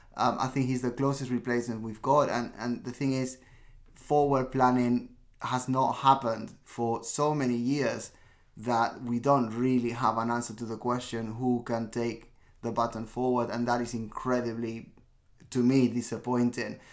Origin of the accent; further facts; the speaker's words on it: Barcelona, Catalonia, Spain; I was born in Barcelona